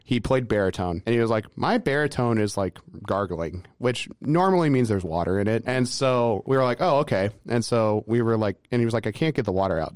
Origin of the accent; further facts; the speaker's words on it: Lafayette, Indiana, United States; I grew up in Lafayette, Indiana